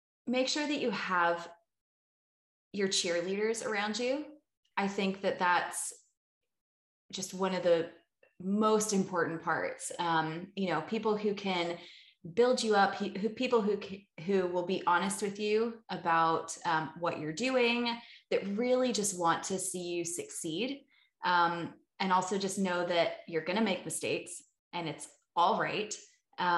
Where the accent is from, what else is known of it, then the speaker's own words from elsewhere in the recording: Richmond, Virginia, United States; moved away; also born or lived in California; I'm from the East Coast, so I'm from Richmond, Virginia, so like 2 hours south of Washington DC